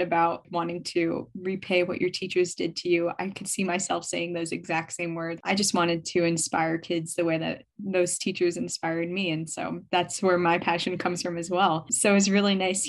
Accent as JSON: {"language": "English", "town": "New York City", "region": "New York", "country": "United States", "said": "I'm from Brooklyn, New York"}